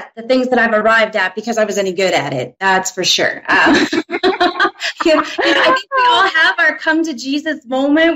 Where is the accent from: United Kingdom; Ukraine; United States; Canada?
Canada; Saskatchewan; now in Medicine Hat, Canada; So I'm from Medicine Hat. I've been here for about half my life. Grew up not too far away in a small town, Saskatchewan.